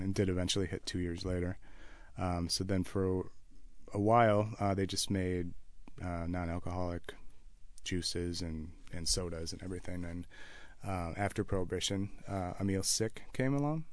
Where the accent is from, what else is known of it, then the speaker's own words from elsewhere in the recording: Wisconsin, United States; being raised in Wisconsin